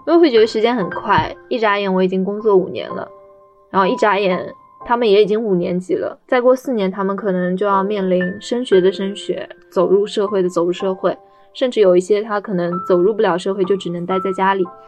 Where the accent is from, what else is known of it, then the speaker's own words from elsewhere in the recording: Shanghai, China; 二十七岁。我在上海担任一名特殊教育教师。我是土生土长的上海人